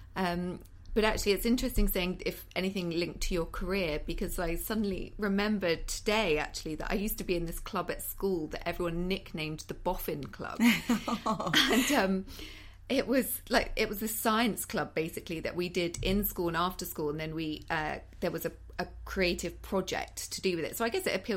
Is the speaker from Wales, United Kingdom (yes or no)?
no; Cheddar, South West England, United Kingdom; moved away as an adult; now in London, United Kingdom; I'm from the West Country, so Cheddar in Somerset